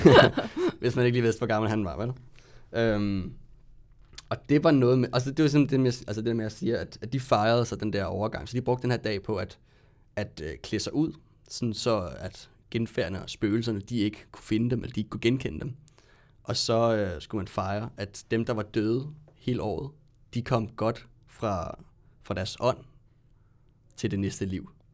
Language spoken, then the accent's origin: Danish; Ballerup, Capital Region of Denmark, Denmark; lidt længere ude på Ballup, hvor jeg kommer fra.